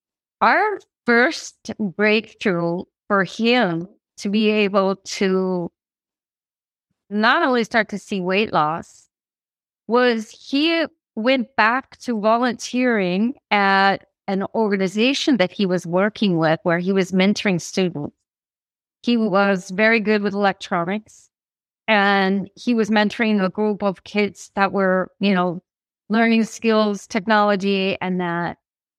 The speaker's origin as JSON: {"language": "English", "region": "Midwest", "country": "United States", "tie": "born or raised there", "said": "And, you know, something maybe growing up in the Midwest, a small town, you know, seeing father with teens, all this kind of feeling"}